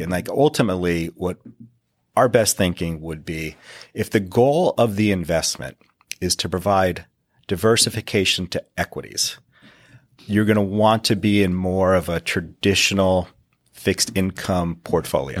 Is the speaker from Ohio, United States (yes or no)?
no; northeastern Pennsylvania, United States; I grew up in the northeastern part of Pennsylvania.